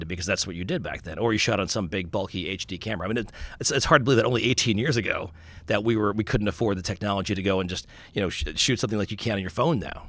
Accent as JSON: {"language": "English", "area": "Long Island", "region": "New York", "country": "United States", "tie": "born or raised there", "said": "I grew up in Long Island"}